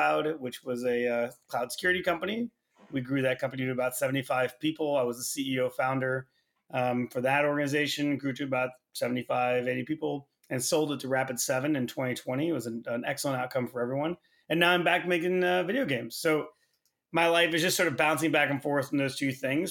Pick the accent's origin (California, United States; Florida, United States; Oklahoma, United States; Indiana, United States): Oklahoma, United States; Tulsa; Yeah, so I grew up in Oklahoma. Turns out not a ton to do there. Grew up in Tulsa